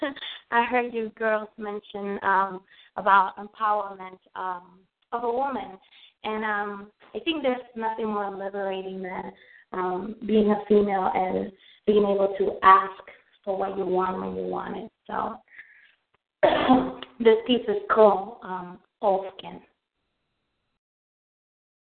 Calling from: Virginia, United States; I'm calling from Virginia

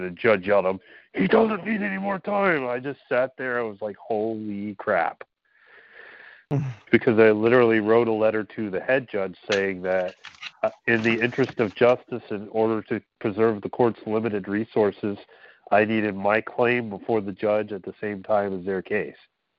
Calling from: Pennsylvania, United States

